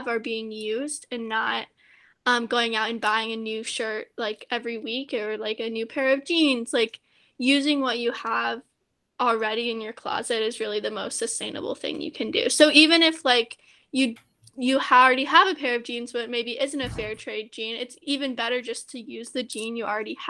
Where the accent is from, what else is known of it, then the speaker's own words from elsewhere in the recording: Louisville, Kentucky, United States; moved away; I'm from Louisville, Kentucky